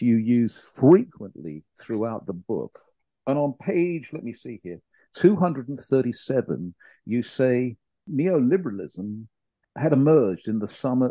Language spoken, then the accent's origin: English; United Kingdom; my home country, the UK